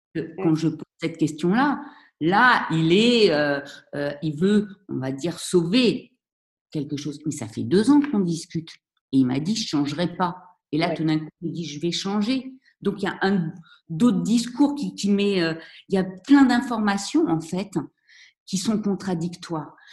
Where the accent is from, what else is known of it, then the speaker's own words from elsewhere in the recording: Vendée, Pays de la Loire, France; also born or lived in Paris; now in Morocco; je suis née à Paris, mais mes parents ont rapidement déménagé en Vendée